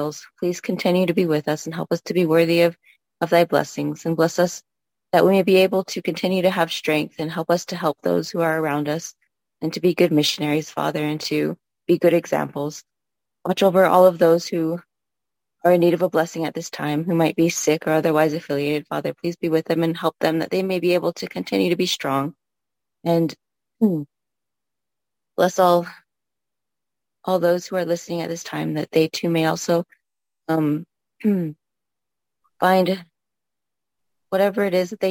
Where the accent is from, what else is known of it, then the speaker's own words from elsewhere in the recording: Copper Mine, Arizona, United States; moved away as an adult; now in Provo, United States; I grew up on the Navajo Reservation.